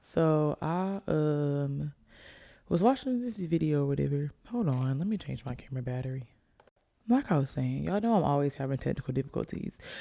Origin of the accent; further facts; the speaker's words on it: Alabama, United States; I'm from Alabama